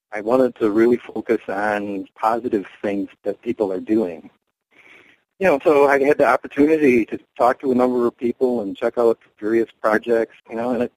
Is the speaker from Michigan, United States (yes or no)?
yes; Lower Michigan, United States; also born or lived in Illinois; now in Wisconsin, United States; I lived in Illinois briefly, but I grew up in Lower Michigan.